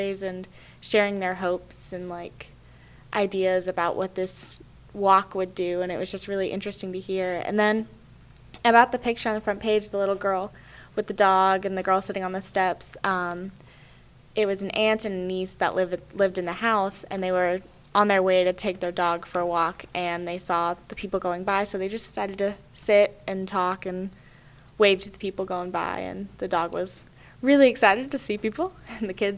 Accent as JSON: {"language": "English", "town": "Nashville", "region": "Tennessee", "country": "United States", "tie": "born or raised there", "said": "I am from Nashville, Tennessee. I grew up there"}